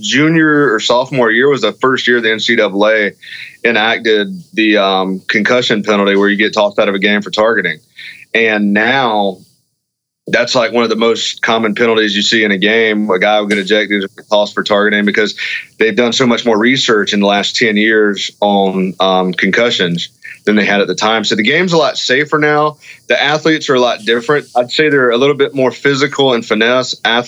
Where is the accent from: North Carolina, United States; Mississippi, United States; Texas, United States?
North Carolina, United States; moved away; I'm originally from North Carolina